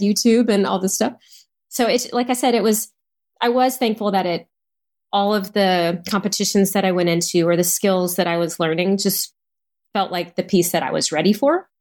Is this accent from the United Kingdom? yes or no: no; Houston, Texas, United States; I was from Houston